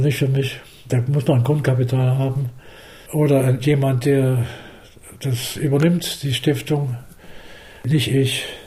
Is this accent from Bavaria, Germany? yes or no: no; Leipzig, Saxony, Germany; auch wenn Leipzig meine Heimat